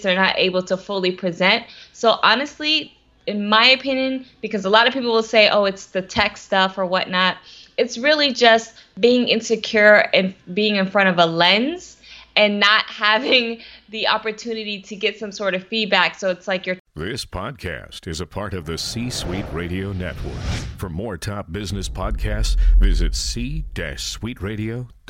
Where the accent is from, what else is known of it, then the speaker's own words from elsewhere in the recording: Atlanta, Georgia, United States; I am from Atlanta, Georgia